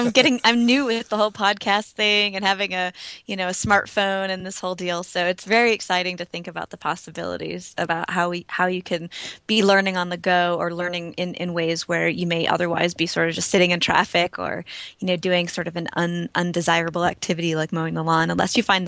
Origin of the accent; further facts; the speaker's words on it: East Coast, United States; Yeah, well, so I grew up on the East Coast, and I was always sort of in a family that was interested in exploration and sort of personal growth.